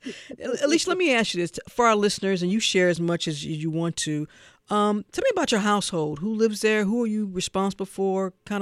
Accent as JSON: {"language": "English", "region": "Missouri", "country": "United States", "tie": "born or raised there", "said": "Because that's my home state."}